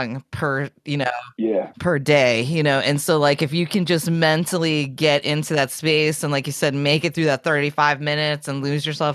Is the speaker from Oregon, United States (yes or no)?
no; Wisconsin, United States; moved away; I'm originally from Wisconsin.